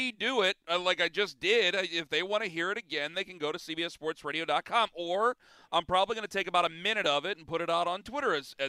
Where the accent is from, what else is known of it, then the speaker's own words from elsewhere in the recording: Northeast Ohio, United States; I'm based out of Cleveland. I'm from Northeast Ohio, and I'll die in Northeast Ohio